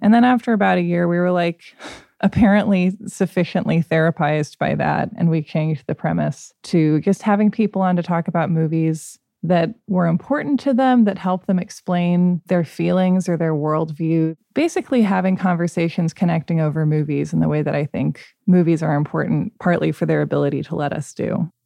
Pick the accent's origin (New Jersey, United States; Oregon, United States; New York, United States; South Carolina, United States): Oregon, United States; Portland; I grew up right outside Portland